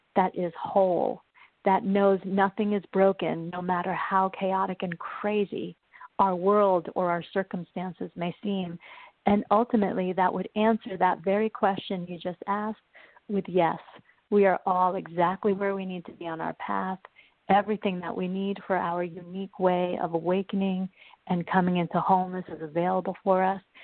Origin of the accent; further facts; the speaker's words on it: New York, United States; also born or lived in Uruguay; when I was three, we moved to the United States, and I grew up in New York